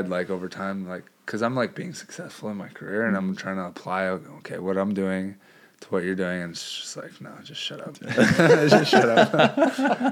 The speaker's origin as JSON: {"language": "English", "region": "Hawaii", "country": "United States", "tie": "born or raised there", "said": "we grew up in Hawaii"}